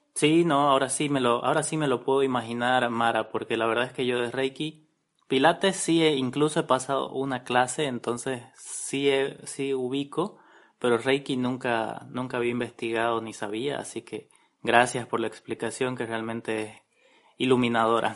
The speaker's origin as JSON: {"language": "Spanish", "country": "Bolivia", "said": "nosotros como bolivianos"}